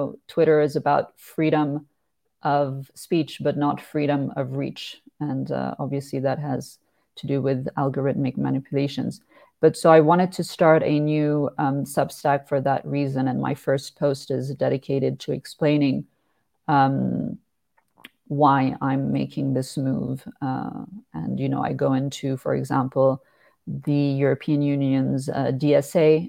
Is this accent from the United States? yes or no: no; Switzerland; my home country of Switzerland, because as you mentioned, I am based here. I was born and raised here